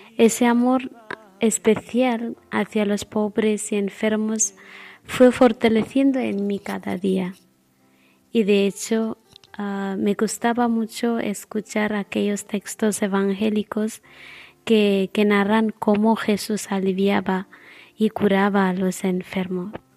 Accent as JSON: {"language": "Spanish", "country": "India", "moved": "yes", "said": "soy hermana hospitalaria y soy de la India"}